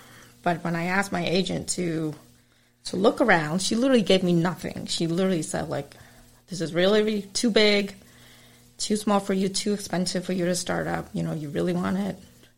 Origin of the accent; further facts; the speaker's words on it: Malden, Massachusetts, United States; But I grew up in Malden area, and there's a big concentration of Vietnamese there.